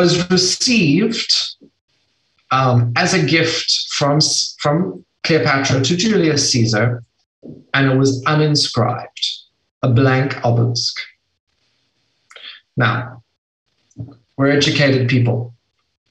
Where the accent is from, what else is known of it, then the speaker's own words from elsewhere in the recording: South Africa; I'm from South Africa